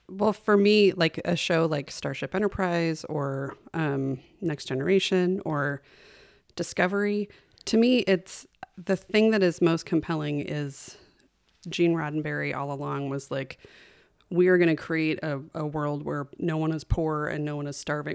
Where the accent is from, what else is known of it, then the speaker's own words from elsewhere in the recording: Kalispell, Montana, United States; also born or lived in California; We moved to Kalispell when I was six, and we grew up, I grew up on, um, seventeen acres of, of land west of town.